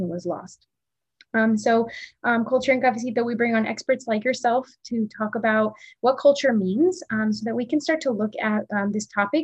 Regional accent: Pasto, Nariño, Colombia; moved away; I was born in Pasto, in Nariño, in the south

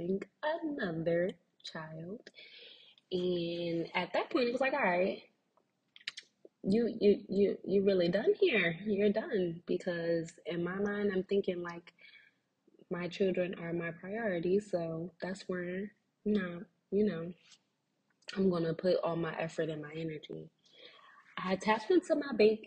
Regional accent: Philadelphia, Pennsylvania, United States; I am from Philly

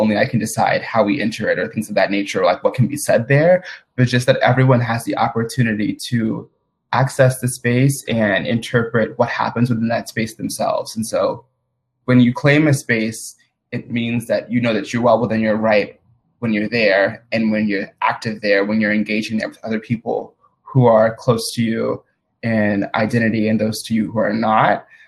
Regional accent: Madison, Mississippi, United States; I'm originally from Madison, Mississippi, which is like a suburb of the capital of Mississippi, which is Jackson. And I'm currently actually at home in Mississippi

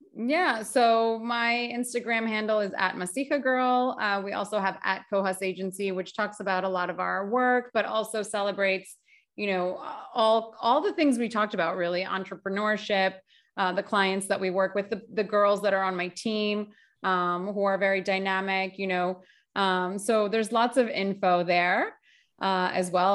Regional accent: United States; I'm Greek American

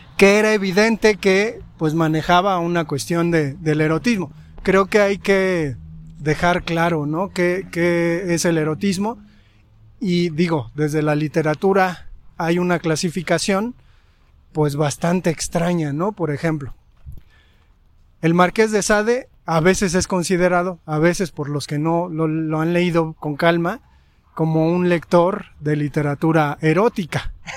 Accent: Mexico; como espectadores mexicanos

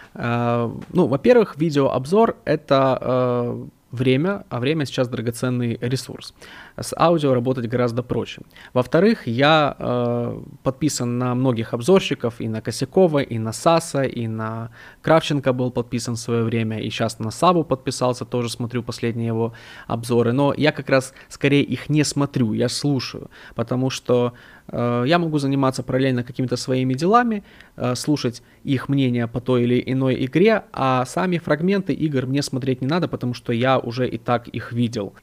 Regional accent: Odesa, Odesa Oblast, Ukraine; я сам из Украины, из Одессы

